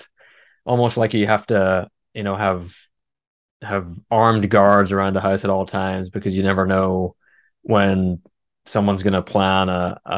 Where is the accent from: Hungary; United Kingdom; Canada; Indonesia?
United Kingdom; Northern Ireland; moved away; I'm originally from Northern Ireland